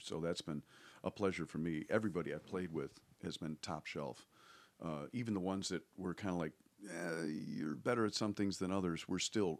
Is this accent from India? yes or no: no; Ireland; So we're Irish, so, you know, we're used to oppression.